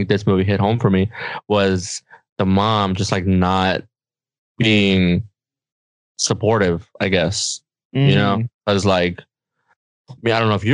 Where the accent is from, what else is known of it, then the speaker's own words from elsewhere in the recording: Mexico; English is a second language; we're Mexican, right? We're Mexican as hell. Like, I'm from Mexico